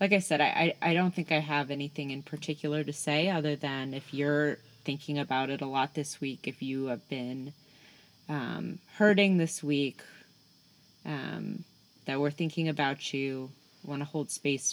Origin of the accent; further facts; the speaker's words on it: New York City, New York, United States; I'm from Brooklyn.